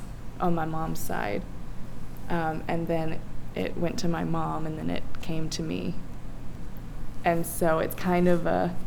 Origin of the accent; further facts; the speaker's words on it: Lost Creek, West Virginia, United States; moved away; I was raised in Lost Creek, and this farm has been in my family for about five generations.